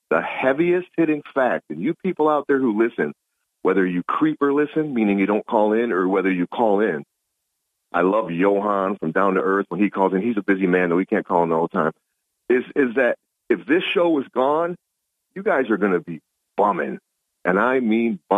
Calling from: Binghamton, New York, United States; Good morning, Bob. Uh, … from Binghamton.

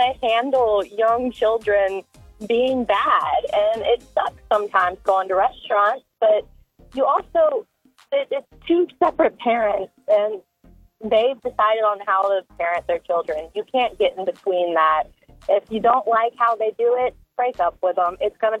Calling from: Shreveport, Louisiana, United States; I'm calling from Shreveport.

